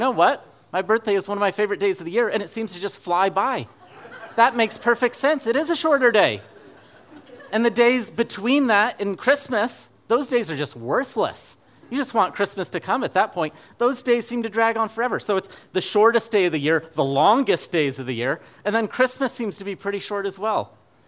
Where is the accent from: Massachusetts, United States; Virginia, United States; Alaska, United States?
Alaska, United States; Fairbanks; Now, I grew up in Fairbanks, Alaska, so by December 21st, it had already been winter for several months.